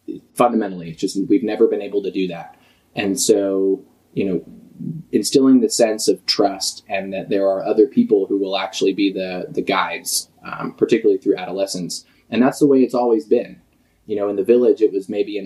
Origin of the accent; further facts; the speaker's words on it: Vashon, Washington, United States; a home in my hometown of Vashon Island, which is just across the way, just a ferry ride from us now